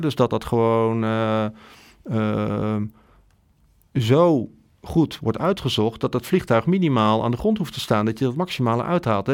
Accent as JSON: {"language": "Dutch", "country": "Netherlands", "said": "wij als Nederlanders"}